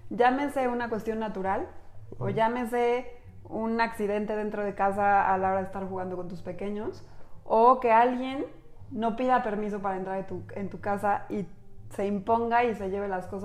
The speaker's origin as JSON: {"language": "Spanish", "country": "Mexico", "said": "Somos mujeres mexicanas"}